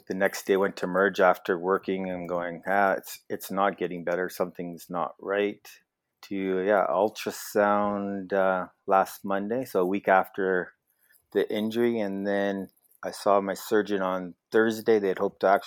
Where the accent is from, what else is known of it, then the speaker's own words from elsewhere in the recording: Edmonton, Alberta, Canada; also born or lived in Lethbridge, Alberta; now in Wainwright, Canada; So I grew up in Edmonton, Alberta, and then went off to university in Lethbridge